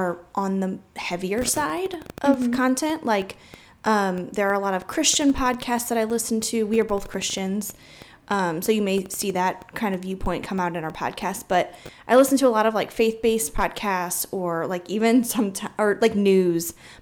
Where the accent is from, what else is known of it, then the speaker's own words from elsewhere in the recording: St. Louis, Missouri, United States; we're both from St. Louis.